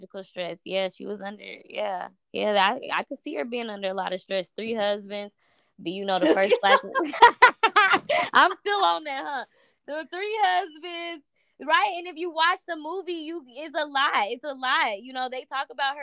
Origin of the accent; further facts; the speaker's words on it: Indianapolis, Indiana, United States; we come from Indianapolis